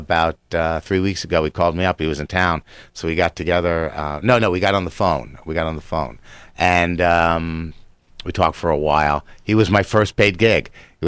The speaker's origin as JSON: {"language": "English", "region": "New Jersey", "country": "United States", "tie": "born or raised there", "said": "I mean, I grew up in New Jersey when it wasn't actually a hotbed for hockey."}